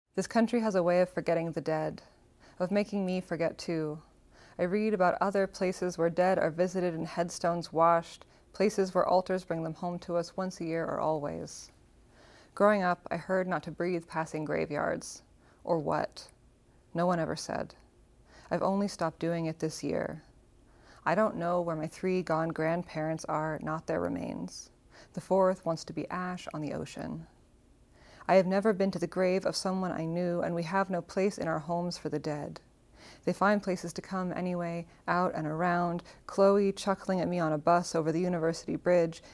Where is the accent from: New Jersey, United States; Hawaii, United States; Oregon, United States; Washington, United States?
Washington, United States; Seattle; moved away as an adult; now in Tacoma, United States; the Seattle I grew up